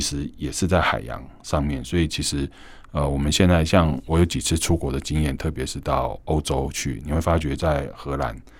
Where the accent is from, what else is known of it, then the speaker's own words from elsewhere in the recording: Keelung, Keelung City, Taiwan; 我们基隆人讲的麻羹